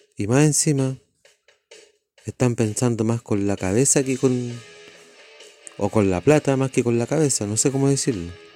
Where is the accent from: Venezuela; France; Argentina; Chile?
Chile; Yo soy de Chile